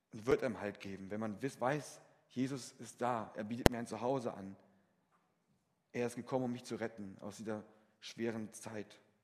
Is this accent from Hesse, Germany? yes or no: yes; Fritzlar, Hesse, Germany; in Fritzlar, meinem Heimatort